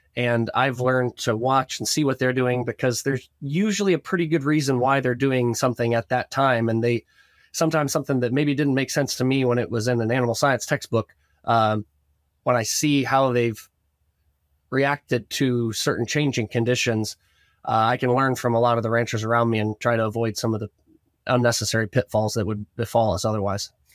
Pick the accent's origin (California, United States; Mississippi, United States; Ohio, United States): Ohio, United States; Northwest; growing up in Northwest Ohio, our family had a cattle operation, cow calf, and, and feedlot